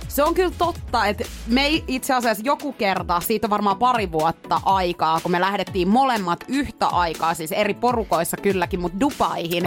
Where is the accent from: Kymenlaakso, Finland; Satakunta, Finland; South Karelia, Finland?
Satakunta, Finland; Pori; now in Helsinki, Finland; mä oon muuttanut pois Porista